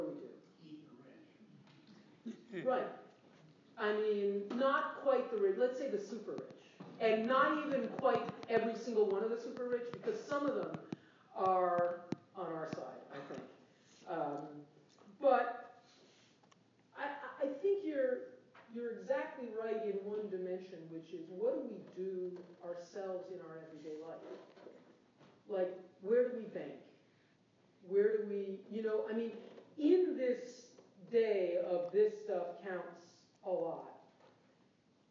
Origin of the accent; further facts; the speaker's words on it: United States; I'm an American